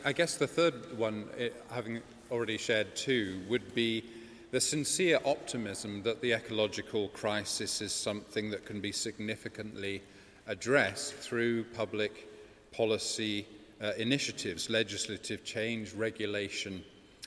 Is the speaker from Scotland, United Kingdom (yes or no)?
no; Bath, South West England, United Kingdom; Bath is my hometown.